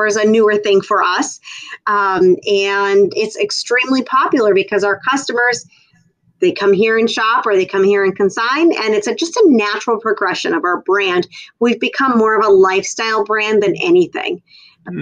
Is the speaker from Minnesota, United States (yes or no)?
yes; Minnesota, United States; moved away as an adult; now in Florida, United States; I grew up in Minnesota on a very small farm in a farming community